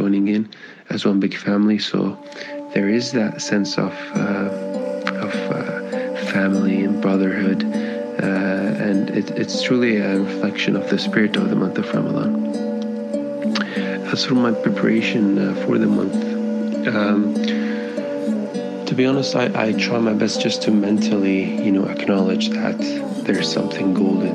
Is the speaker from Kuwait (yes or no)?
yes; Kuwait; moved away as an adult; now in Canada; I am born and raised in Kuwait, but I moved to Canada when I was just about 18 years old